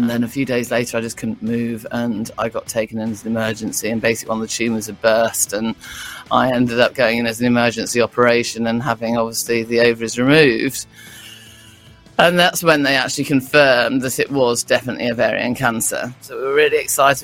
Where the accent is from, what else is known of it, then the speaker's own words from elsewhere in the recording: Derbyshire, East Midlands, United Kingdom; moved away as an adult; also born or lived in London / Surrey; now in Brighton, United Kingdom; I'm from Derbyshire originally.